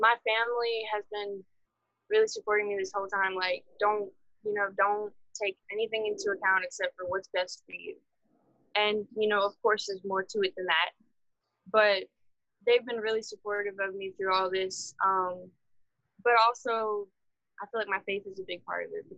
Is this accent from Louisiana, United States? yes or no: yes; Marksville, Louisiana, United States; also born or lived in Baton Rouge; I'm from Marksville